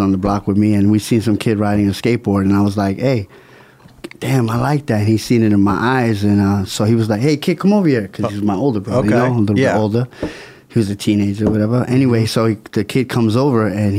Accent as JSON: {"language": "English", "town": "Brooklyn", "region": "New York", "country": "United States", "tie": "born or raised there", "said": "I'm from Brooklyn. Brooklyn is a very bad, you know what I'm saying, hood where I'm from"}